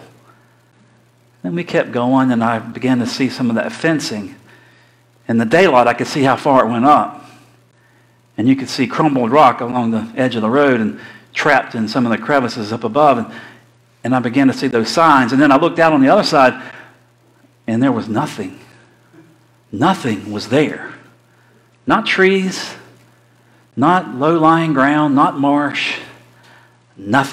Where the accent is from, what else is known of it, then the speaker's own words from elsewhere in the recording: Florida, United States; I'm from Florida.